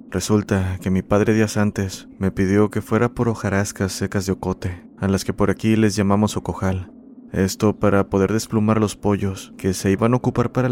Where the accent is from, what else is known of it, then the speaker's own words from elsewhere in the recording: San Isidro, Tlaxcala, Mexico; Soy originario de San Isidro, cerca del municipio de San Pablo del Monte, lugar que aún conserva sus costumbres y tradiciones centenarias, sobre todo su lengua náhuatl.